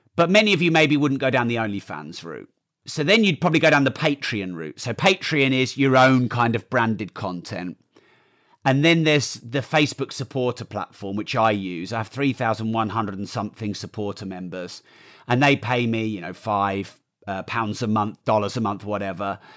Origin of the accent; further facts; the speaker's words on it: United Kingdom; I'm too British